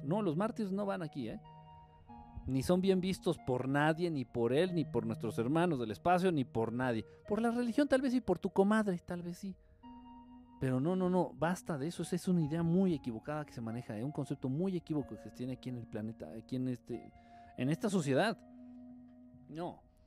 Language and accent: Spanish; Mexico; soy de aquí, de, de México.